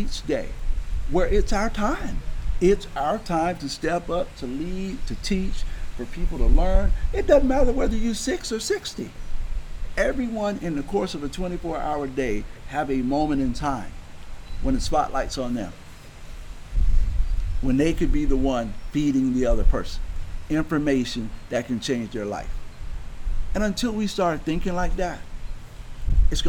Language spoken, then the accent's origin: English; Baldwin, Florida, United States; I grew up in Baldwin